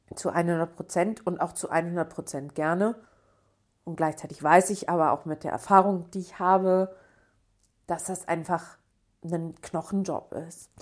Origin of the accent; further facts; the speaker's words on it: Bochum, North Rhine-Westphalia, Germany; ich bin ja aus Bochum, also ganz bei mir um die Ecke sozusagen